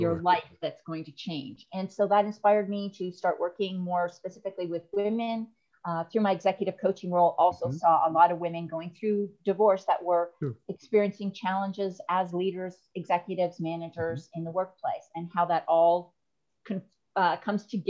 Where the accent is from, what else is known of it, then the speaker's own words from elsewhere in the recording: Canada; now in Texas, United States; I'm originally from Canada. I do live in Texas, though